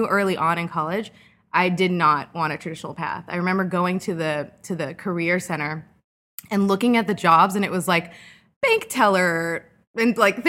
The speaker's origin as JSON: {"language": "English", "town": "Costa Mesa", "region": "California", "country": "United States", "tie": "born or raised there", "moved": "as an adult", "lives_now": "Chicago, United States", "said": "I'm from Costa Mesa."}